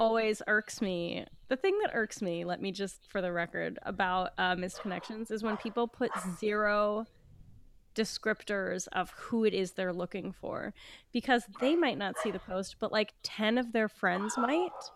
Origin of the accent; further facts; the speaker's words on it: West Coast of Canada, Canada; now in Toronto, Canada; I'm from the West Coast